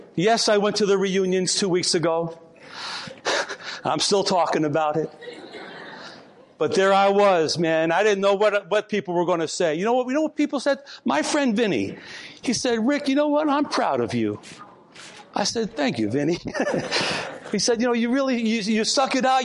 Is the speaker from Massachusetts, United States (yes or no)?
no; Port Chester, New York, United States; in my hometown of Port Chester, New York